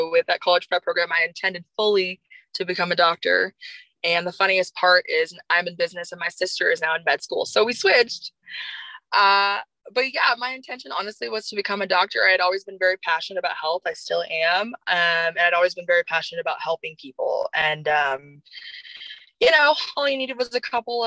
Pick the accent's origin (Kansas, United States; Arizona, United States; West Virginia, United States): Kansas, United States; Overland Park; moved away; I grew up in the suburbs of Kansas, more specifically in the Overland Park area.